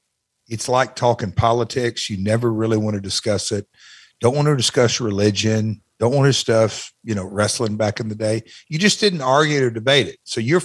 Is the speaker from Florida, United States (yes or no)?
no; Alabama, United States; born and bred in Southern Alabama.